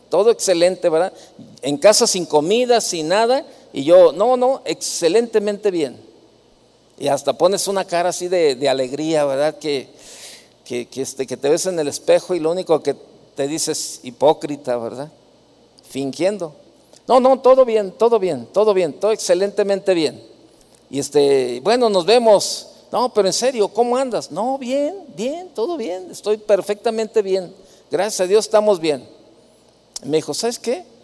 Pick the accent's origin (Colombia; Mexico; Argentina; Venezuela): Mexico; Jalisco; El hambre me tumba, soy de Jalisco